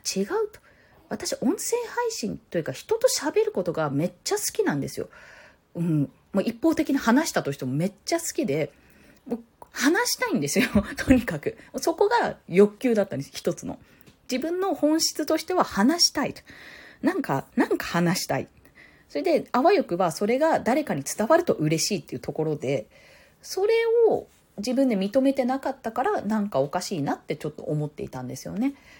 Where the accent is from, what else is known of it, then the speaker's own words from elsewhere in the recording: Tokyo, Japan; 私東京都民なんですけど